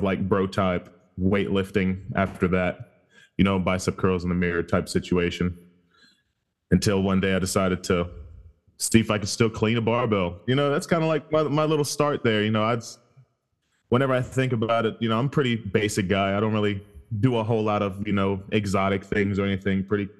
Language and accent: English; Germany; now in United States; I'm actually originally from Germany and moved here probably like 15 years ago or so, and pretty much moved around a lot.